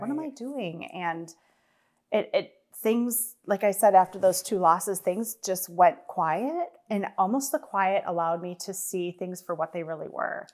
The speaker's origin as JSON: {"language": "English", "region": "Wisconsin", "country": "United States", "tie": "born or raised there", "said": "I was born and raised in Wisconsin"}